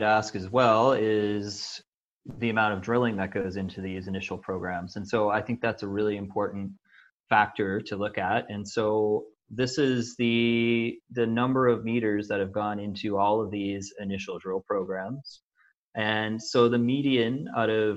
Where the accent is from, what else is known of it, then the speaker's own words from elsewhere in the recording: Canada; I'm Canadian